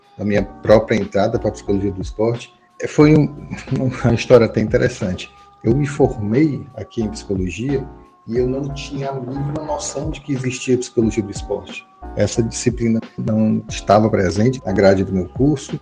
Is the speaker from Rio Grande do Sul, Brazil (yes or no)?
no; Teresina, Piauí, Brazil; aqui na minha terrinha, Teresina, Piauí